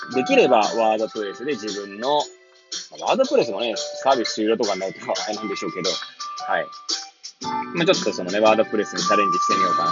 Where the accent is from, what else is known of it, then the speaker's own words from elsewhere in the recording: Hachioji, Tokyo, Japan; moved away as an adult; now in Kamaishi, Japan; 八王子育ち、震災の前の年から釜石で働くポンコツ